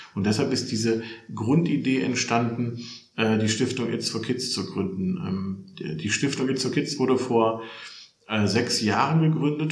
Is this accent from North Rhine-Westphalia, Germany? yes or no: yes; Solingen, North Rhine-Westphalia, Germany; also born or lived in Hilden; Ich bin äh, geboren im Bergischen Land in Solingen und äh, wohne tatsächlich in Hilden bei Düsseldorf.